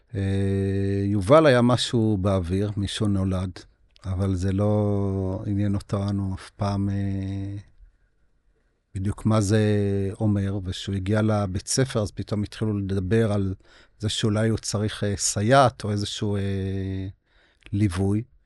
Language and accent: Hebrew; Beit Zera, Northern District, Israel; אני נולדתי בקיבוץ בית זרע